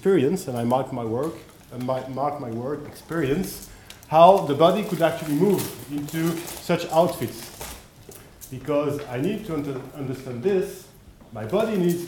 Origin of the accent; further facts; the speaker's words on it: France; accent: French; English is a second language; my French accent